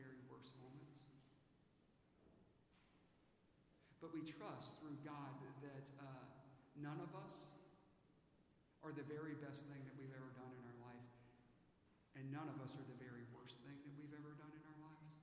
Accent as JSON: {"language": "English", "town": "Aiken", "region": "South Carolina", "country": "United States", "tie": "born or raised there", "moved": "yes", "lives_now": "Dallas, United States"}